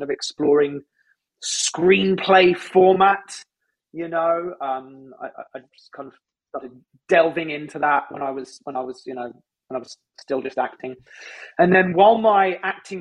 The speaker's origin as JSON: {"language": "English", "region": "London", "country": "United Kingdom", "accent": "British", "moved": "as an adult", "lives_now": "Los Angeles, United States", "said": "I come from London. But I've lived in the States for 15 years this year"}